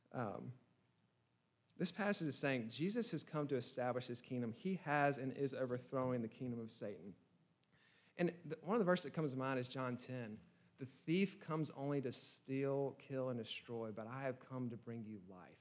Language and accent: English; Georgia, United States; I'm from Georgia